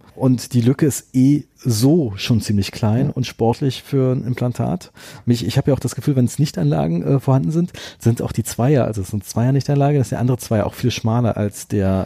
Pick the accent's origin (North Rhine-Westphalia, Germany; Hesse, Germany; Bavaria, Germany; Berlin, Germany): Berlin, Germany; ich äh, bin Berliner und habe außerhalb von Berlin studiert